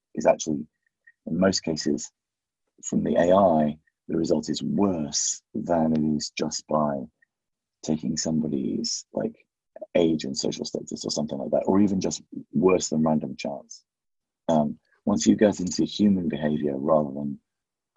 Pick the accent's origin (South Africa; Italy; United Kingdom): United Kingdom; just outside Leicester, East Midlands; now in New York, United States; I grew up just outside Leicester